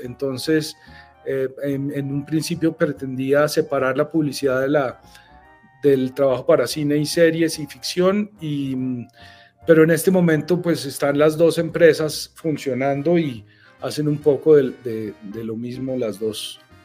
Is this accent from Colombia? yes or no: yes; Bogotá, Colombia; yo soy un bogotano aquí de las montañas y del frío